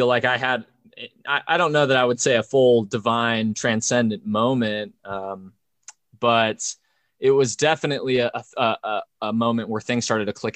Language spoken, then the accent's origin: English; Idaho, United States; we were raised in Idaho